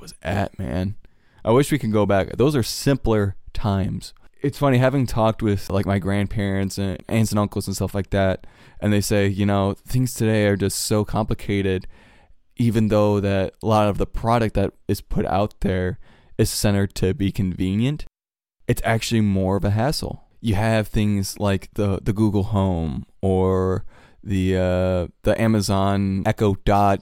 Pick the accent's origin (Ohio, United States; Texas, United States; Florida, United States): Ohio, United States; Cleveland; I'm from Cleveland